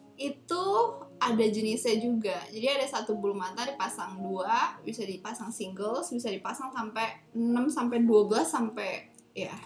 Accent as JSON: {"language": "Indonesian", "town": "Tangerang", "region": "Banten", "country": "Indonesia", "moved": "as an adult", "lives_now": "Taiwan", "said": "gue dari Tangerang"}